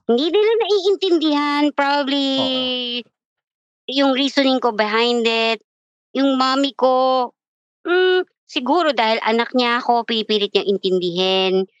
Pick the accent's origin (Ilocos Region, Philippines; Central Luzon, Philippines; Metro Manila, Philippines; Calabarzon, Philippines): Metro Manila, Philippines; Quezon City; I'm from Quezon City